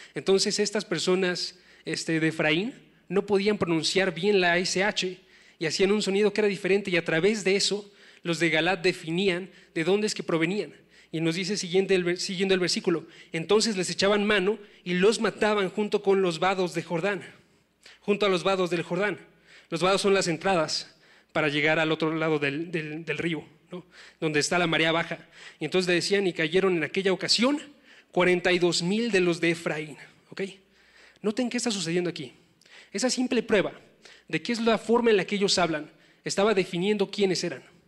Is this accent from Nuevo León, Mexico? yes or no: no; Oaxaca, Mexico; moved away; yo soy de Oaxaca, no soy tan lejano